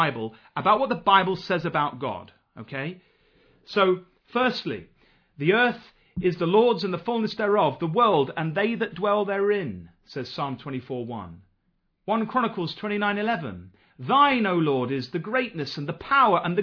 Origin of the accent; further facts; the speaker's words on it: Nottingham, East Midlands, United Kingdom; I come from Nottingham